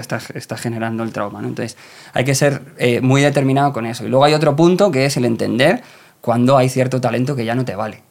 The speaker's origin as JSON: {"language": "Spanish", "town": "Leganés", "region": "Community of Madrid", "country": "Spain", "said": "yo vengo de Leganés, y soy chico de barrio"}